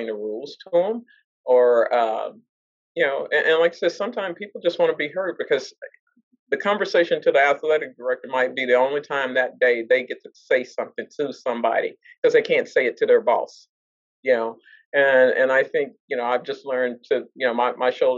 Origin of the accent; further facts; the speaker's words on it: Dallas, Texas, United States; now in Arlington, United States; I work in Fort Worth, but I do not live in Fort Worth. I'm from Dallas.